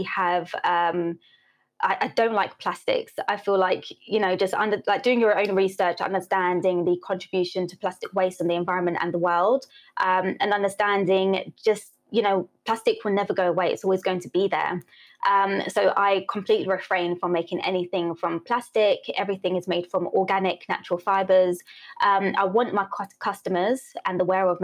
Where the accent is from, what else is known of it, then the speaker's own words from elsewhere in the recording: United Kingdom; also born or lived in St. Elizabeth, Jamaica (ancestry, summers); I was born here